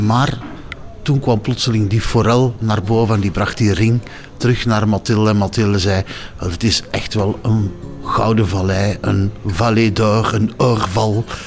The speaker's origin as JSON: {"language": "Dutch", "country": "Belgium", "said": "als Belgen"}